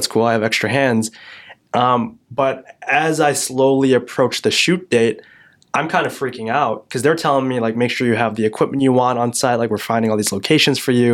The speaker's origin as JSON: {"language": "English", "town": "Yorkville", "region": "Illinois", "country": "United States", "tie": "born or raised there", "said": "my hometown of Yorkville, Illinois"}